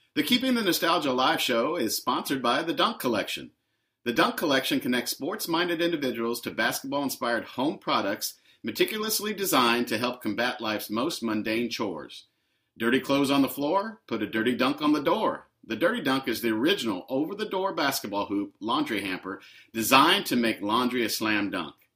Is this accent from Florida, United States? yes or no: no; Indianapolis, Indiana, United States; growing up in Indianapolis and being a Pacers fan